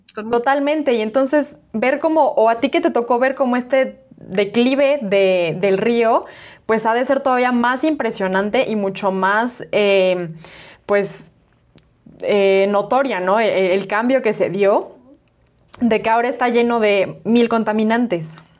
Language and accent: Spanish; Toluca, State of Mexico, Mexico; yo soy, yo soy de Toluca